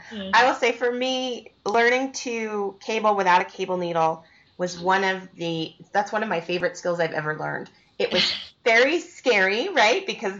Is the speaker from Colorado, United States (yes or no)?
yes; Estes Park, Colorado, United States; now in Colorado, United States; Estes is my hometown. That's not where I live now, but it's where my family's from.